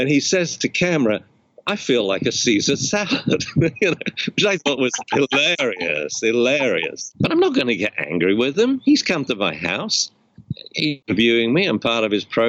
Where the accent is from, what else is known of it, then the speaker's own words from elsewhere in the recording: England, United Kingdom; moved away; I'm English